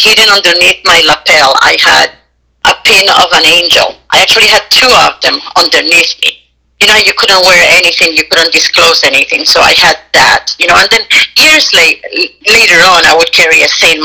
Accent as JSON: {"language": "English", "country": "Puerto Rico", "accent": "Puerto Rican", "said": "I'm Puerto Rican and my accent is so strong"}